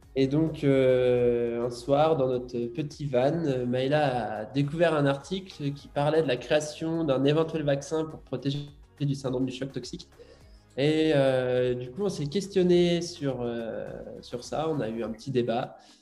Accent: Brittany, France; je suis breton. Euh, morbihanais.

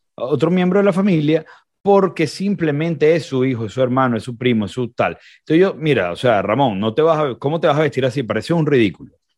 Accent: Venezuela; moved away as an adult; now in Recife, Brazil; como venezolanos

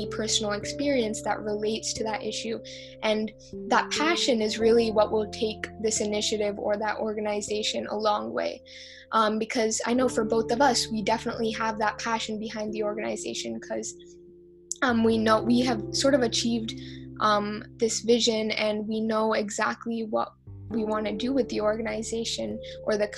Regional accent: United States; also born or lived in India; I was born and raised here, and for all throughout elementary school

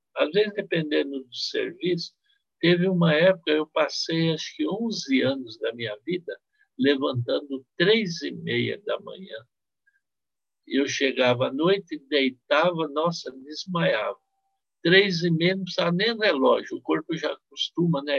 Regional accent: Marília, São Paulo, Brazil; No interior onde eu nasci, em Marília

